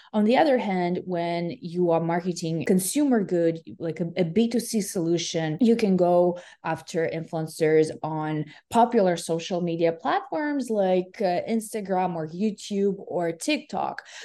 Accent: Ukraine; now in West Coast, United States; I'm originally from Ukraine

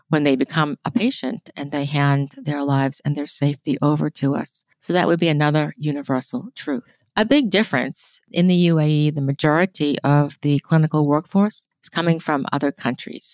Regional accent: United States; we as American nurses

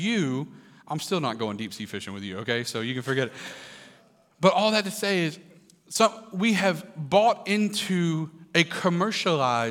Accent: Kentucky, United States; I grew up in Kentucky

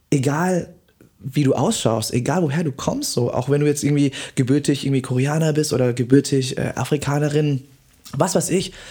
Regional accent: Vietnam; born there; in Betracht gezogen zu werden, für Deutschland anzutreten mhm. als gebürtiger Vietnamese.

